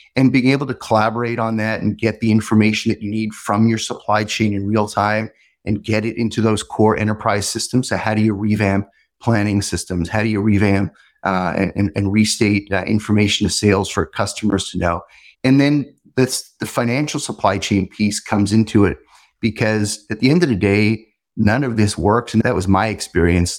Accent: Montreal, Quebec, Canada; I grew up in Montreal

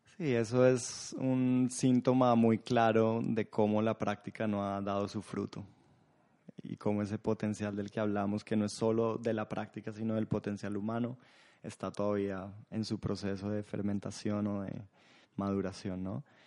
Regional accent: Colombia; siendo colombiano

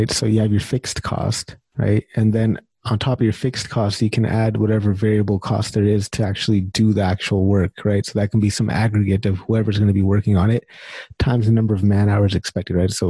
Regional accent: India; Sorry, I don't don't mean to be racist. I'm Indian too.

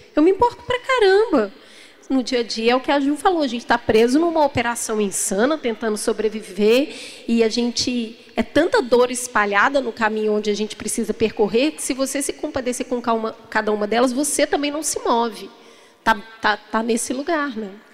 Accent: Brazil; Enquanto brasileiros

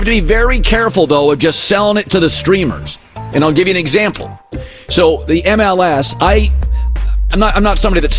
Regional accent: Seattle, Washington, United States; I'm from Seattle

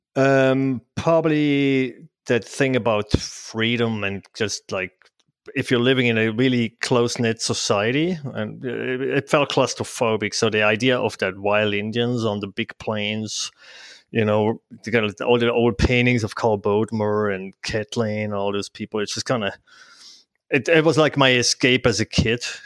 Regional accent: Switzerland; English is a second language; moved away as an adult; now in Bend, United States; I'm originally from Switzerland, so you probably hear from my language.

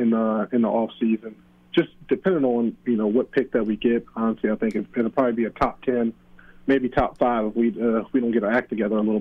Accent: Virginia, United States; I'm from Virginia

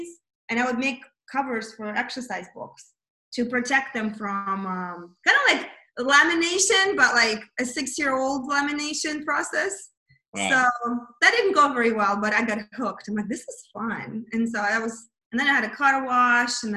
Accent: Kazakhstan; moved away; I was born in Kazakhstan, which is USSR, which, you know, that's kind of, I'm Russian though.

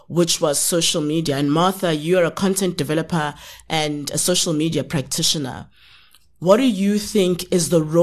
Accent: South Africa; I'm from South Africa

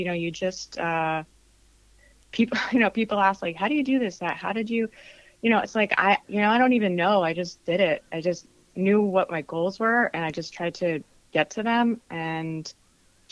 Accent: Central Florida, United States; moved away as an adult; also born or lived in Boston, United States; now in Los Angeles, United States; I grew up in Central Florida

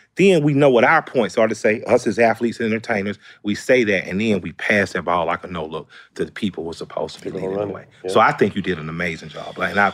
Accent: the South, United States; But I'm from the South. We've dealt with a lot of races.

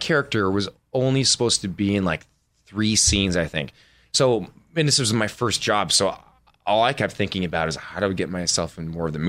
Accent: Minnesota, United States

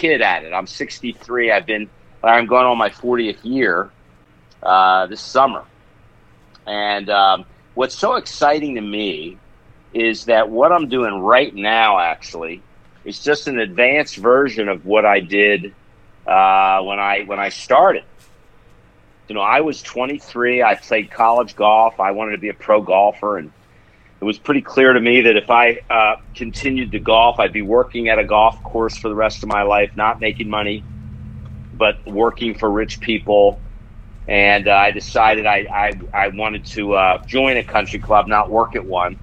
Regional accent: Philadelphia, Pennsylvania, United States; moved away as an adult; also born or lived in Tampa, Florida; I was from Philly

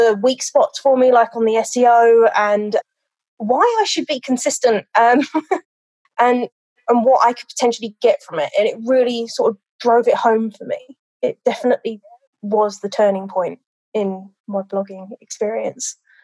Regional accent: London, United Kingdom; now in United States; I am a dog trainer now in America. I was originally from London

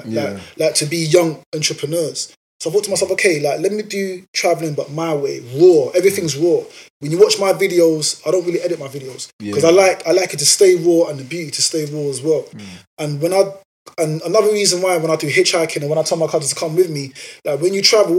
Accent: New York, United States; bro, I'm from New York, we don't do that type of stuff.

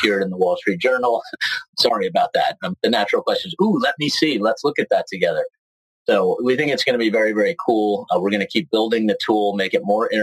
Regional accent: New York City, New York, United States; moved away as an adult; also born or lived in Ridgewood, New Jersey, United States; now in Southern California, United States; I was born in Manhattan and raised in Manhattan until I was 12. My parents dragged me across the Hudson in North Jersey, where I grew up, went to Ridgewood High School in New Jersey.

